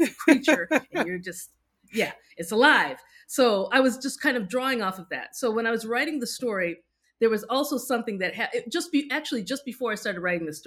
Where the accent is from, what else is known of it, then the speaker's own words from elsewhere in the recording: United States; especially as a Nigerian American